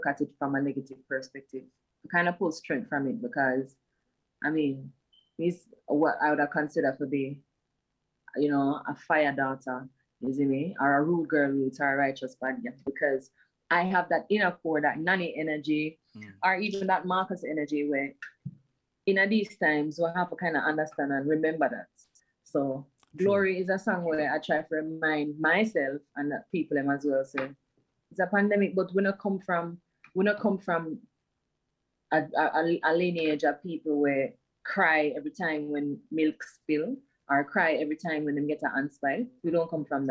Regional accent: Bull Bay, Saint Andrew, Jamaica; growing up in Bull Bay, I feel like growing up in Bull Bay was fun.

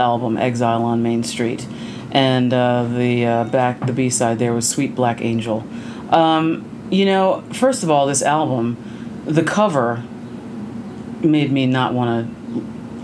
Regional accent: Allentown, Pennsylvania, United States; the smartasses at local radio station where I grew up in Allentown

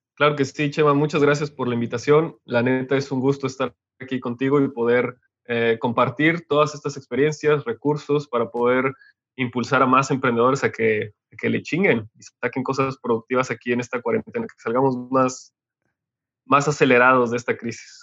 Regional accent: Otumba, State of Mexico, Mexico; moved away; also born or lived in Hidalgo / Monterrey; yo nací en México, después crecí en un pequeño pueblo que se llama Otumba, en Estado de México, y de ahí nos mudamos a Hidalgo

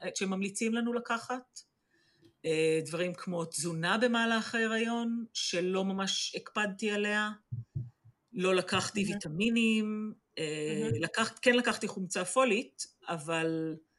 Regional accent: Israel; moved away as an adult; now in England, United Kingdom

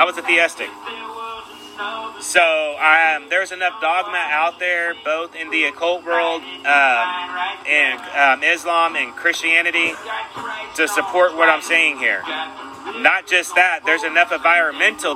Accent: Sacramento, California, United States; moved away; also born or lived in San Francisco / South Lake Tahoe; I mainly grew up in California myself, in Northern California

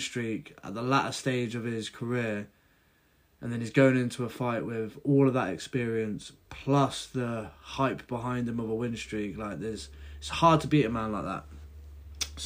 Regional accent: United Kingdom; I'm British

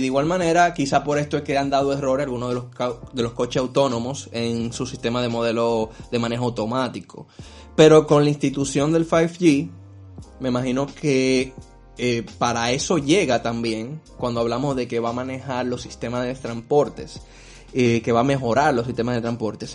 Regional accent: Dominican Republic

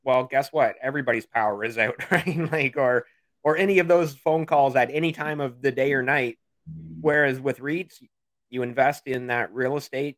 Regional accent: Canada; also born or lived in Ontario, Canada; as a Canadian

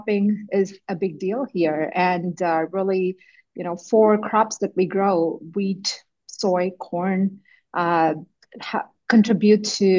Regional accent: India; moved away as an adult; also born or lived in Manitoba, Canada / Ontario, Canada; now in Canada; I grew up in India, and I went to an agricultural university for my undergrad in India

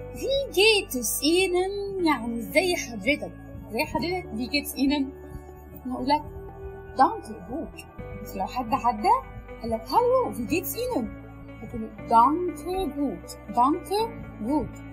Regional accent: Egypt; عندنا في مصر

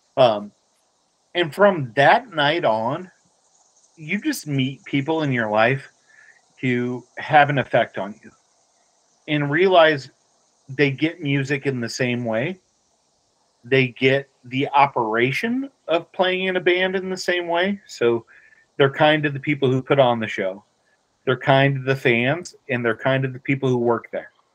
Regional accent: Dayton, Ohio, United States; growing up in Dayton, Ohio, … was the biggest thing ever.

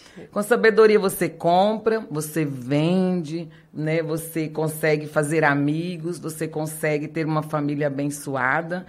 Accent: Minas Gerais, Brazil; now in Rondonópolis, Brazil; Nasci lá em Minas Gerais

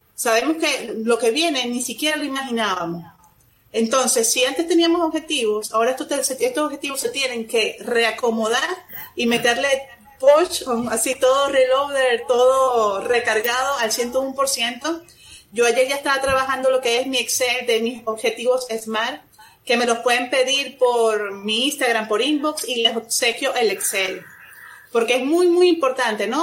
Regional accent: Venezuela; moved away as an adult; now in Monterrey, Mexico; soy venezolana, tengo aquí en Monterrey, México, más de 13 años ya

